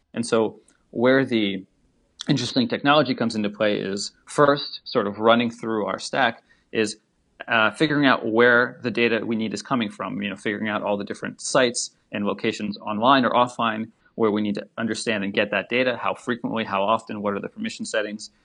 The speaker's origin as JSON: {"language": "English", "region": "Saint Petersburg", "country": "Russia", "tie": "born or raised there", "also_born_or_lived": "United States", "moved": "yes", "lives_now": "Washington, D.C., United States", "said": "originally, I, I was born in Saint Petersburg in Russia, and then we immigrated over to the U S"}